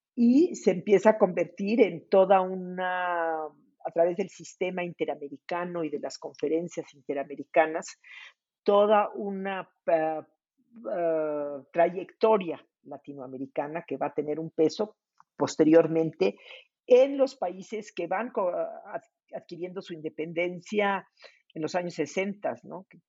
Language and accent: Spanish; Mexico; also born or lived in California, United States; nosotros somos miembros fundadores de la ONU